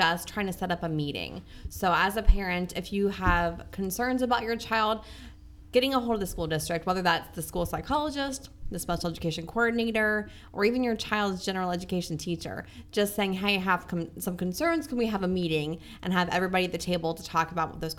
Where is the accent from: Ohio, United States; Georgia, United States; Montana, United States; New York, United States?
Ohio, United States; Central; moved away as an adult; I am from Central Ohio, born and raised